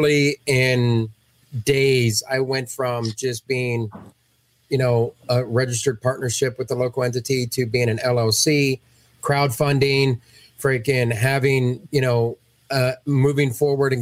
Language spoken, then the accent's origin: English; Ohio, United States; I'm from Ohio